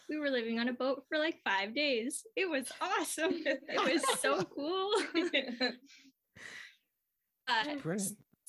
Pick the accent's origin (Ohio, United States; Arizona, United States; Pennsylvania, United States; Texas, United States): Arizona, United States; Mesa; moved away as an adult; now in Maryland, United States; I grew up in Arizona